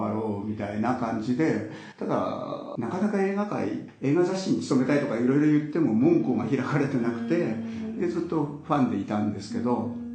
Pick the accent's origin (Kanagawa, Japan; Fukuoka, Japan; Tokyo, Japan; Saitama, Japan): Kanagawa, Japan; Yokohama; 僕横浜なんですけど